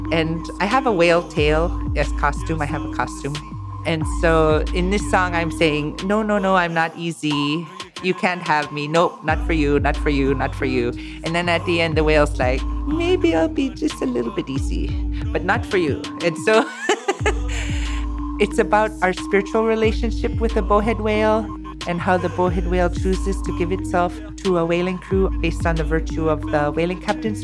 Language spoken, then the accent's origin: English; Inupiaq, Alaska, United States; I was raised as in Inupiaq